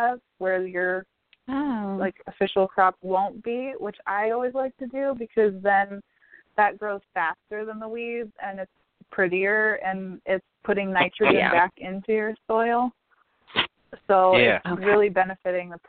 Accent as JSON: {"language": "English", "region": "Virginia", "country": "United States", "moved": "yes", "said": "I'm from Virginia originally"}